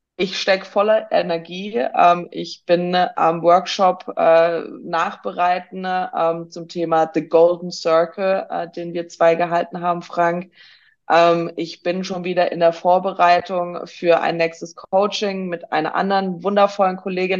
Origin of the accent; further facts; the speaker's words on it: Swabia, Baden-Württemberg, Germany; im tiefsten, tiefsten ne, äh, schwäbischen Ländle, wie wir Schwaben so schön sagen